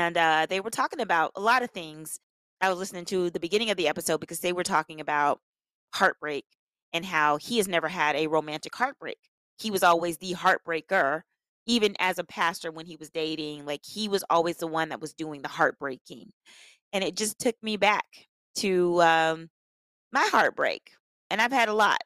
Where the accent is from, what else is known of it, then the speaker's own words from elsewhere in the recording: Tulsa, Oklahoma, United States; moved away as an adult; now in Los Angeles, United States; I'm from Tulsa, Oklahoma. I moved out of Tulsa when I was 19 because I wanted to come